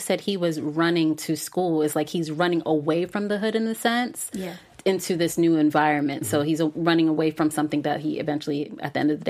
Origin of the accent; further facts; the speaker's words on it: Miami, Florida, United States; born there; also born or lived in Brooklyn / Virginia; I was born in Miami, but I lived there as an adult. I didn't grow up there, but I lived in other cities. I lived in Brooklyn. I lived in Virginia.